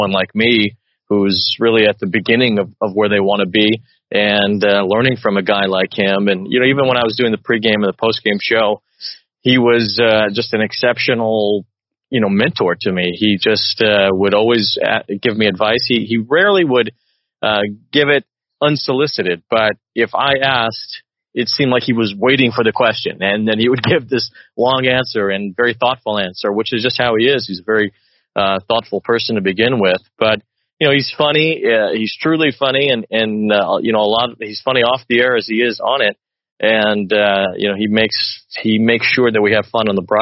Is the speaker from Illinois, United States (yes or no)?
yes; Chicago, Illinois, United States; I grew up in Chicago